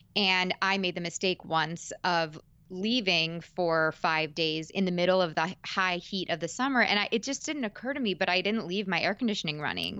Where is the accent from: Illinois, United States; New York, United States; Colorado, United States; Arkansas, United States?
New York, United States; suburbs of; also born or lived in Manhattan; I'm born and raised in New York, in the suburbs of New York, but I've lived in Manhattan for five years